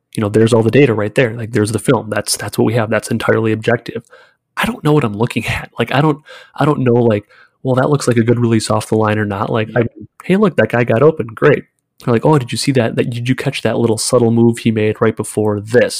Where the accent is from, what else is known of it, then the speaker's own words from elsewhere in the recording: Wisconsin, United States; I live in Wisconsin. I'm from Wisconsin